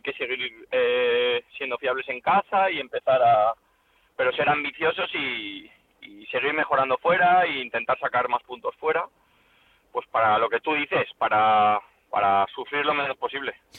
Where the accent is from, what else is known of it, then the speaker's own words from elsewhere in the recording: Valencia, Valencian Community, Spain; yo soy de Valencia, tengo a mi familia aquí